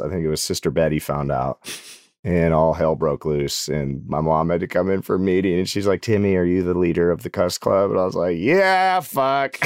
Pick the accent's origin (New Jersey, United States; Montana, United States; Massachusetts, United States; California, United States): Montana, United States; Butte; moved away as an adult; now in Nashville, United States; my hometown called Butte, America